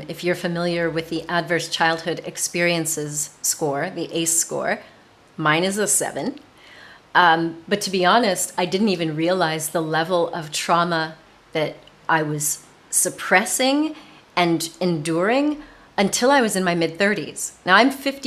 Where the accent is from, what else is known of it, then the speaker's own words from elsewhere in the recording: United States; moved away as an adult; also born or lived in south of France; now in France; I'm an American